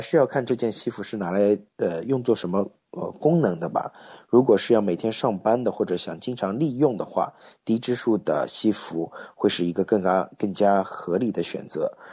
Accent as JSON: {"language": "Chinese", "country": "China", "also_born_or_lived": "United States", "moved": "yes", "said": "我们中国人"}